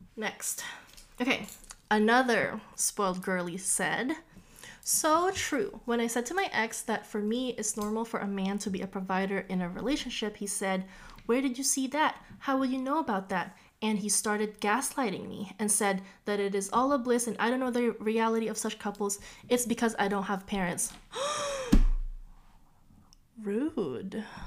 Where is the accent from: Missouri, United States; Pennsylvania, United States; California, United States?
California, United States; Orange County; I'm from Orange County